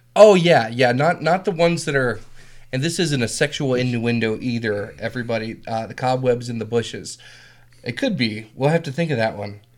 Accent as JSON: {"language": "English", "town": "Whitmire", "region": "South Carolina", "country": "United States", "moved": "yes", "said": "I'm from South Carolina"}